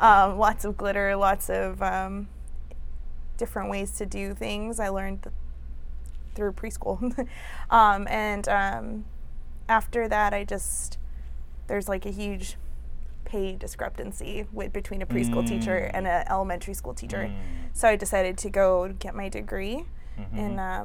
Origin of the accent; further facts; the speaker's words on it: Whittier, California, United States; I grew up in Whittier, California.